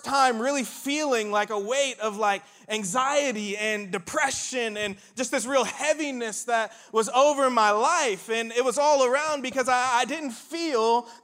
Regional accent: Indiana, United States; moved away as an adult; also born or lived in Starkville, Mississippi; I'm originally from Indiana

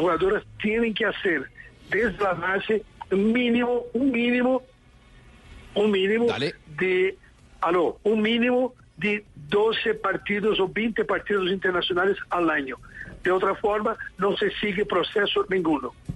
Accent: São Paulo, Brazil; Spanish is a second language; now in Lima, Peru; yo soy de Sao Paulo, sí, pero retorno a Lima porque estoy como entrenador de un club en, ah, Lima

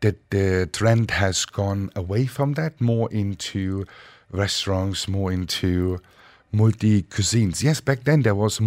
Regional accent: Dresden, Saxony, Germany; now in Dubai, United Arab Emirates; I grew up in Dresden, Germany, with my mother

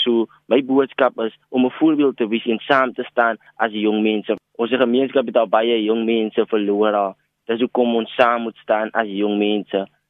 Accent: Cape Town, Western Cape, South Africa; ons in Trinity Place groot geword het um, en ons het gesien die nood van Trinity Place en dis eintlik die nood in baie gemeenskappe in ELC se rivier.

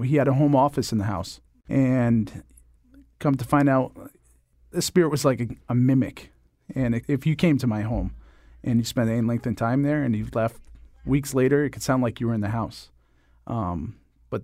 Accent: Connecticut, United States; also born or lived in Rochester; Well, technically, I was born in Rochester, New York, but I spent most of my life in Connecticut. And I currently live in New London, Connecticut

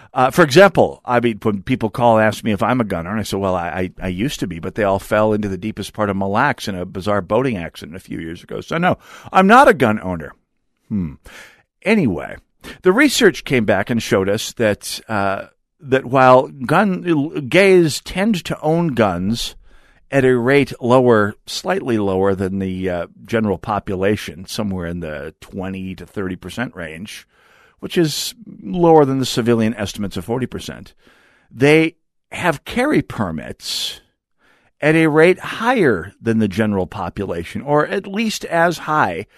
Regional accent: North Dakota, United States; now in Minnesota, United States; I'm from North Dakota

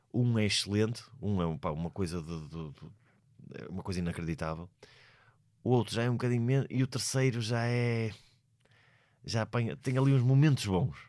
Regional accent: Portugal; eu sou português

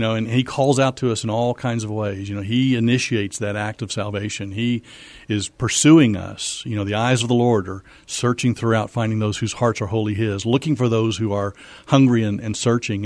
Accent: Missouri, United States; moved away as an adult; also born or lived in Fort Worth, Texas; now in San Antonio, United States; Yeah, so I grew up in Missouri, actually

